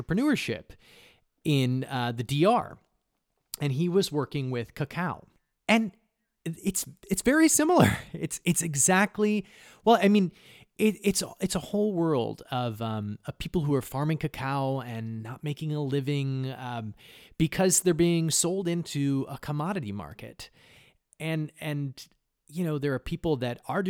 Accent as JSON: {"language": "English", "town": "Casper", "region": "Wyoming", "country": "United States", "moved": "yes", "lives_now": "New York, United States", "said": "I'm from Casper"}